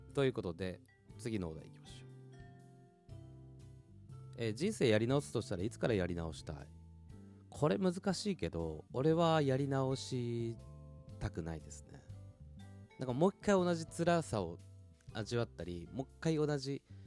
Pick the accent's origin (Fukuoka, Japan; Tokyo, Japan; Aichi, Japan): Tokyo, Japan; うちの奥さんは もう東京の人だし、私も東京の人